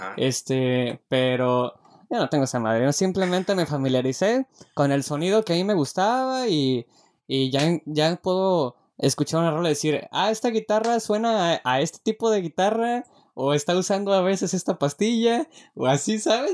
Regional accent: Mexico; Como buen mexicano

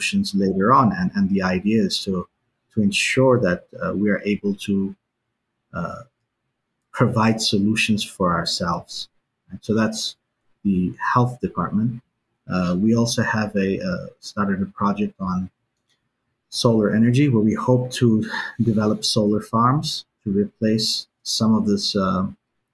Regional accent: New Zealand; also born or lived in Iran; I grew up in New Zealand, and I lived between Iran and New Zealand.

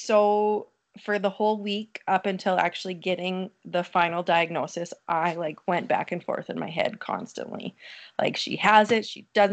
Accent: Glentworth, Saskatchewan, Canada; now in Coronach, Canada; I grew up in Glentworth

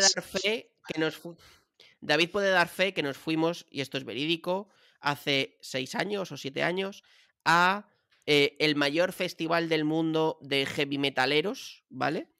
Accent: Madrid, Community of Madrid, Spain; yo soy un tío de Chamberí, de la calle Luchana

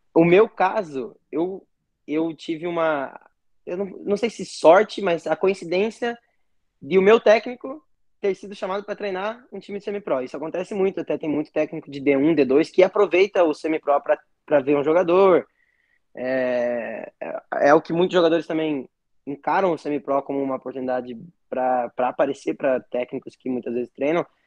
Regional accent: Paraná, Brazil; Eu sou aqui do Paraná

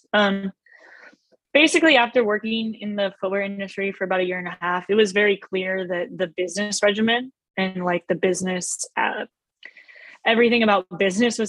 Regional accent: Oakland, California, United States; we're kids from Oakland, Dame's from Oakland. We grew up in the same circles

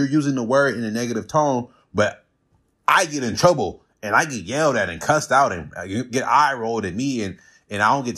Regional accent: Watts, California, United States; People always say … where are you from? I say Watts because that's like my earliest memories.

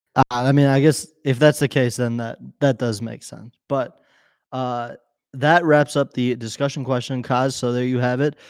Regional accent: Chicago, Illinois, United States; we're from Chicago. We are not from anywhere outside of Chicago

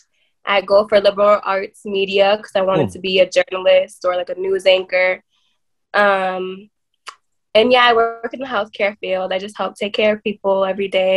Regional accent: Worcester, Massachusetts, United States; where I'm from, like, I'm from Worcester, Massachusetts

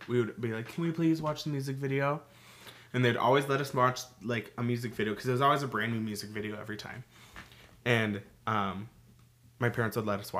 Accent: Minnesota, United States; We're Minnesotan.

